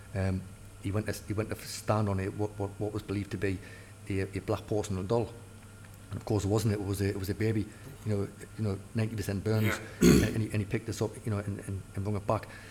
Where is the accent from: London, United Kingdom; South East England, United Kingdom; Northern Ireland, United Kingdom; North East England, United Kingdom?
North East England, United Kingdom; Newcastle upon Tyne; I, I, was labelled as a Geordie